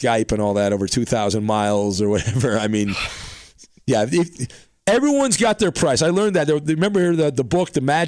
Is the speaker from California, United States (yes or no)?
yes; Orange County, California, United States; I grew up in Orange County